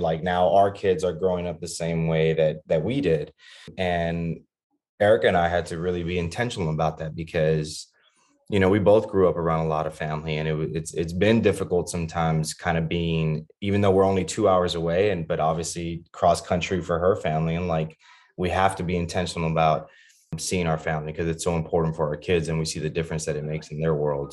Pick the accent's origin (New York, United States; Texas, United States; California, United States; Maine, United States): Texas, United States; Laredo; also born or lived in Austin, Texas; I grew up in Laredo, Texas, which is a border town, um, about two hours south of San Antonio